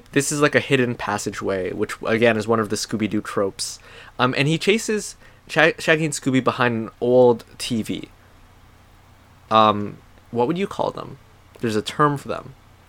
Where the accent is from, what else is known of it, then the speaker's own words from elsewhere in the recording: Thailand; We grew up in Thailand, and I also grew up in other